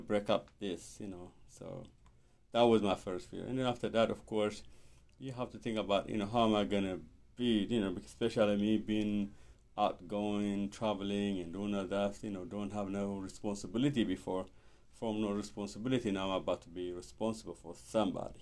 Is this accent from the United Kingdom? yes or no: no; Ethiopia; moved away; I'm from Ethiopia